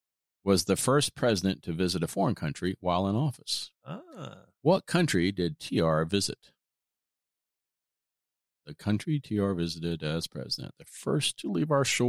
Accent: Kentucky, United States; There you go. My home state of Kentucky.

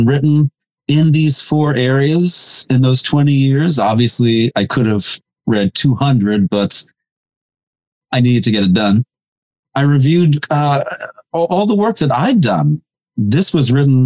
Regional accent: New Jersey, United States; I grew up in New Jersey

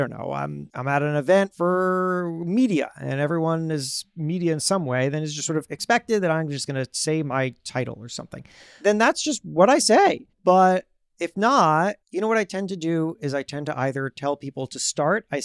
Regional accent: New York, United States; new york

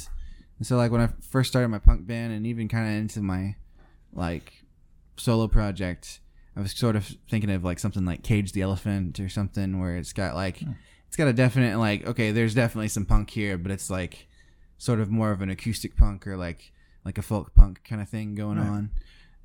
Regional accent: the South, United States; accent: southern; my southern accent

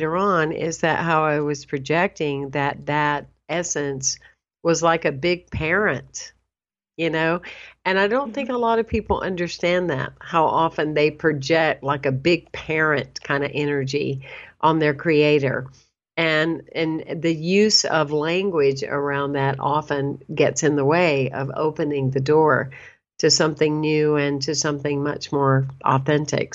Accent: the South, United States; accent: Southern; I always say I'm bilingual, and meaning I speak English and Southern. So I hope you find humor in that. But anyway, I growing up in the South

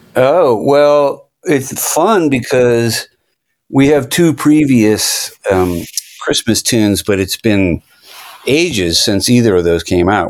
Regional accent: Virginia, United States; moved away as an adult; now in Los Angeles, United States; I grew up in Virginia on the other side of America

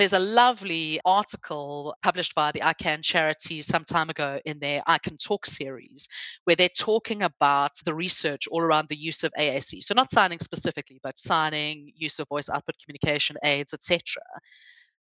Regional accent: South Africa; now in England; I come from South Africa. If I had come halfway through my education, I could have sat a GCSE for Afrikaans language if I wanted to.

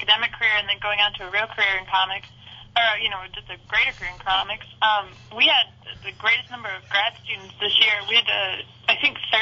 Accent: Dearborn, Michigan, United States; now in Savannah, United States; I'm from Dearborn, Michigan.

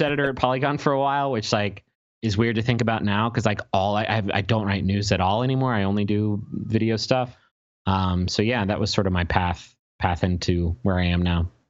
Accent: Huntington, West Virginia, United States; we grew up in Huntington, West Virginia

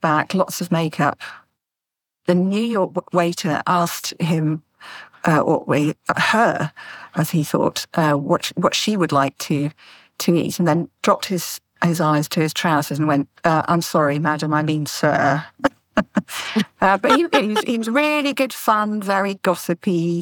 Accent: Doncaster, Yorkshire and the Humber, United Kingdom; now in North Devon, United Kingdom; I was born in Doncaster in Yorkshire, and I'm currently living in North Devon, just by the sea

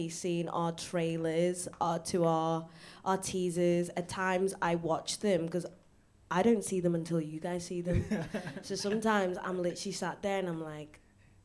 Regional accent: the Wirral, North West England, United Kingdom; Nyasha and I are from like very white areas. I'm from the Wirral

